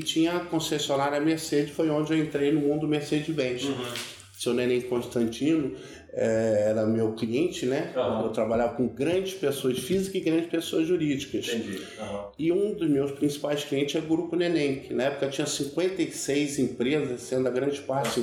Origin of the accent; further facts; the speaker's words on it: Brasília, Federal District, Brazil; also born or lived in Duque de Caxias, Rio de Janeiro; E meu pai, quando eu tinha seis anos de idade, papai foi transferido para Brasília